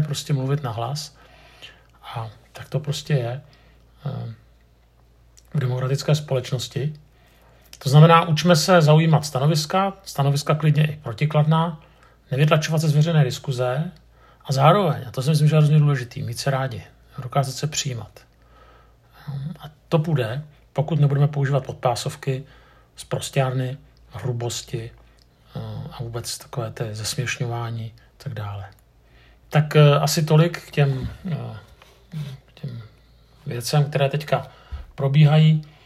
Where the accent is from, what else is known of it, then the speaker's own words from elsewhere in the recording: Prague, Czechia; jsem Pražák